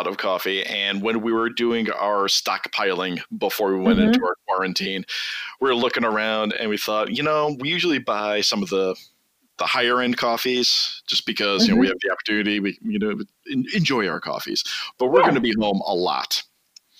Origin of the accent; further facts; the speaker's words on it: United States; I'm an ugly American